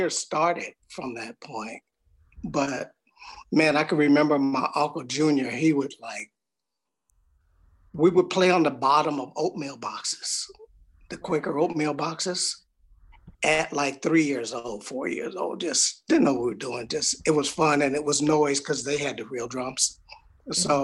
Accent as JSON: {"language": "English", "town": "Los Angeles", "region": "California", "country": "United States", "tie": "born or raised there", "said": "I'm born and raised in Los Angeles, California."}